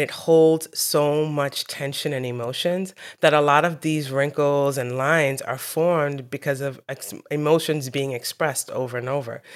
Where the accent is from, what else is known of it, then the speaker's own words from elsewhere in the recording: New York City, New York, United States; I was born in New York City.